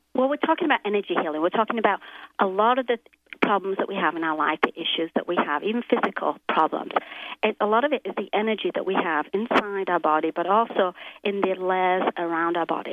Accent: England, United Kingdom; now in Los Angeles, United States; I'm from England, uh, but I live in Los Angeles

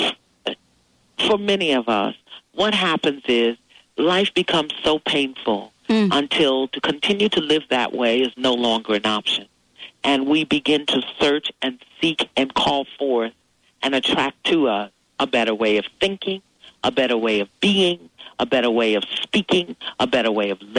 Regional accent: New York City, New York, United States; as an African-American in the 50s growing up in New York City

